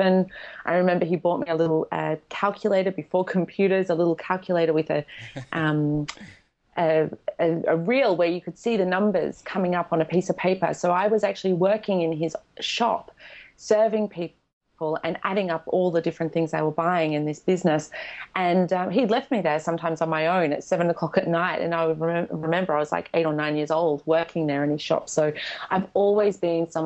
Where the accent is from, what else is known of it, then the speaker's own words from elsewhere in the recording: Australia; English is a second language; moved away; also born or lived in Poland; I was born in Poland, but I was raised in Australia, and growing up in Australia, I never felt Australian